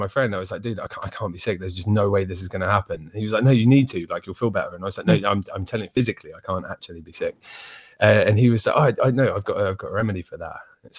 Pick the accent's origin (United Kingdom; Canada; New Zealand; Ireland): United Kingdom; Essex, East of England; moved away; also born or lived in Suffolk; I'm from Essex originally.